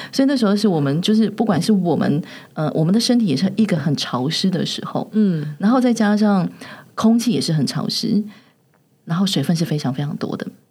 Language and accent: Chinese; Taiwan; 我们台湾人